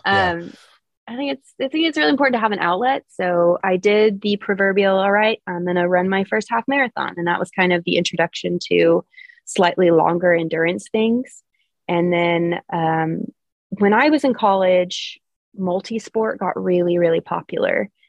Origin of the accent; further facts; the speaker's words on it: Oklahoma City, Oklahoma, United States; I'm from here. Oklahoma City is where I've been raised. I've spent my whole life here